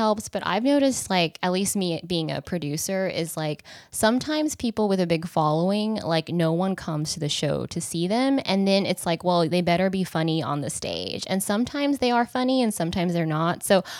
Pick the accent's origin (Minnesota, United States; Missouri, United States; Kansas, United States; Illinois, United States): Kansas, United States; now in Los Angeles, United States; I'm from Kansas, a small town in Kansas